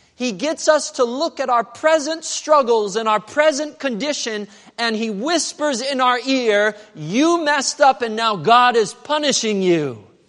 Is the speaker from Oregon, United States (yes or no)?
yes; Medford, Oregon, United States; Medford, Oregon. That's where I was born. That's where I grew up